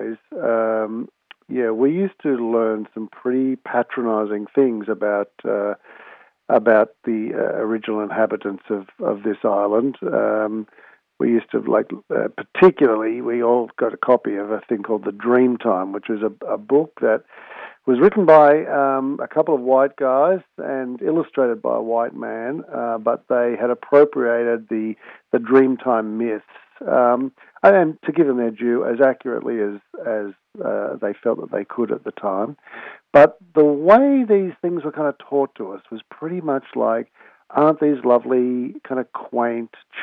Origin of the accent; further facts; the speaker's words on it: Sydney, New South Wales, Australia; I grew up in Manly, on Sydney's northern beaches